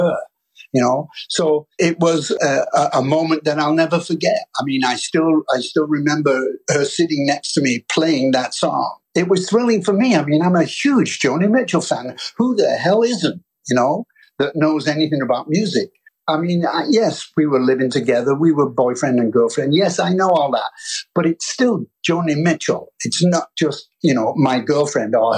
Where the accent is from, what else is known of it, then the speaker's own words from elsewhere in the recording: England, United Kingdom; I'm English